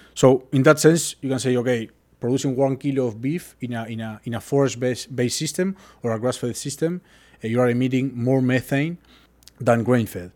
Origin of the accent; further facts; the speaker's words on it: Uruguay; moved away; I'm from Uruguay, uh, I was born and raised